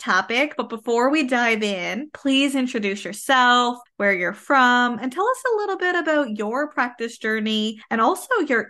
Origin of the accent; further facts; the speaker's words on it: Canada; I am a Canadian social worker, business coach, and private practice owner.